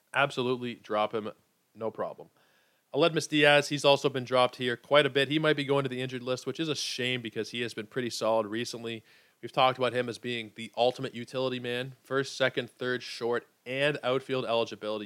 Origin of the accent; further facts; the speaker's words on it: Canada; I'm Canadian